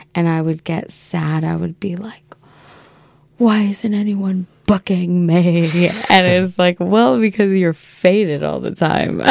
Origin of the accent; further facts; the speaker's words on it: Yucaipa, California, United States; moved away as an adult; also born or lived in San Jose, California / Baltimore, Maryland; now in Portland, United States; Yucaipa, California okay. is where I lived um, from when I was a child until I was like 11